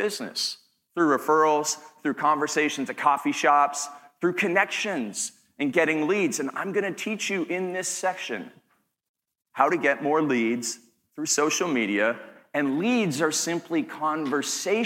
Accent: Canada; accent: Canadian; I'm from Canada

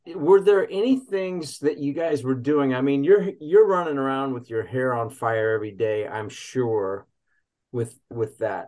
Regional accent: Kansas, United States; also born or lived in Ohio; now in Charlotte, United States; I'm originally from Kansas.

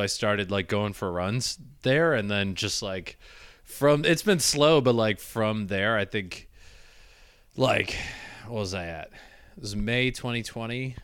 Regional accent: Michigan, United States; moved away; I grew up in Michigan

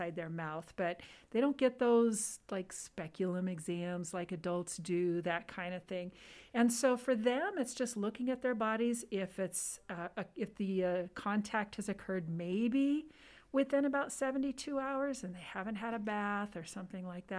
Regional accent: Southern California, United States; moved away as an adult; also born or lived in Los Angeles, California; now in Nevada, United States; I grew up in Southern California, born in the LA area, and then grew up pretty close to the Mexican border down in Southern California

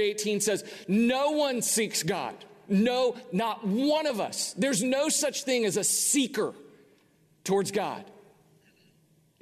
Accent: United States; as an American

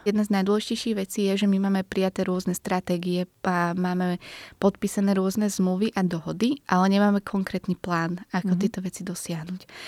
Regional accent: Bratislava, Bratislava Region, Slovakia; Sice som z Bratislavy

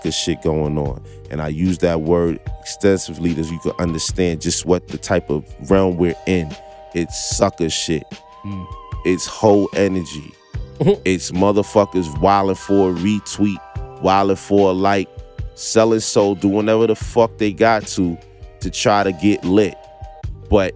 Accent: New York City, New York, United States; also born or lived in Brooklyn; I was born in the Bronx, Castle Hill Projects.

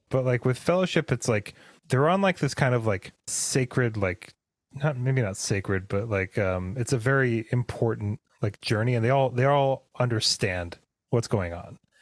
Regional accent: Pacific Northwest, United States; we grew up in the Pacific Northwest. It's not the coldest place in the world, but it gets pretty freaking cold up here.

